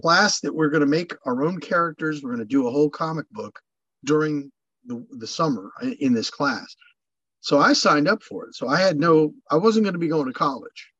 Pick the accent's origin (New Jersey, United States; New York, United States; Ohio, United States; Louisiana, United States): New York, United States; Long Island; also born or lived in Los Angeles, California; now in California, United States; I was born on Long Island, New York.